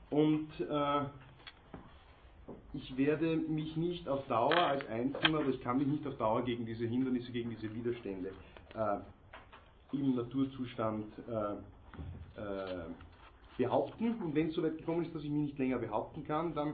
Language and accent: German; Austria; interessant nur für uns hier als Österreicher, Mitglieder der Europäischen Union